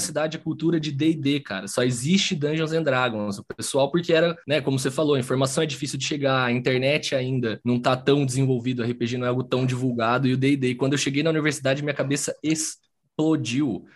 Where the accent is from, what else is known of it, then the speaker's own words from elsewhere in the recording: interior of São Paulo, Brazil; moved away; Eu tenho um grupo na minha cidade natal, que é no interior de São Paulo